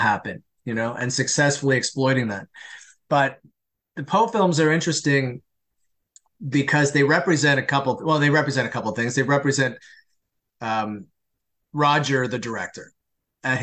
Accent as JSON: {"language": "English", "country": "Canada", "said": "I'm Canadian"}